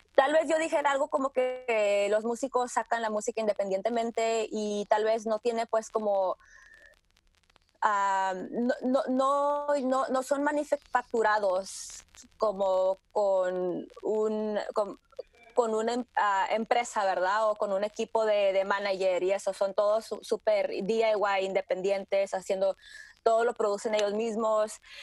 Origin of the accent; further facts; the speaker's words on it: Tijuana, Baja California, Mexico; moved away as an adult; also born or lived in San Diego, California, United States; now in New York, United States; Yo nací en San Diego, me crié mis primeros años en Tijuana y yo escuché mucha música pues de la frontera